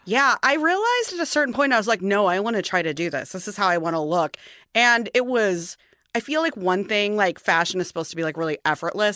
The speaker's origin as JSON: {"language": "English", "town": "St. Louis", "region": "Missouri", "country": "United States", "said": "I'm from Saint Louis"}